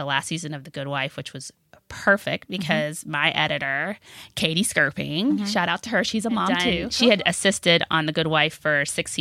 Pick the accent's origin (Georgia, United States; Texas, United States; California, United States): Georgia, United States; Augusta; moved away as an adult; also born or lived in Washington, D.C.; I grew up in Augusta, Georgia